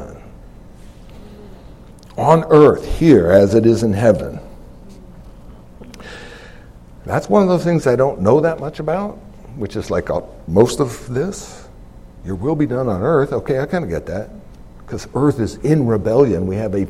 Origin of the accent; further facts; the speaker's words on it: United States; I'm an American